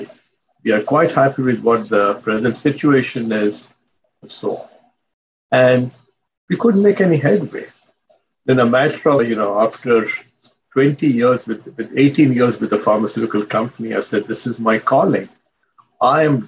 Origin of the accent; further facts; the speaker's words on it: India; moved away as an adult; now in United States; I came as an immigrant from India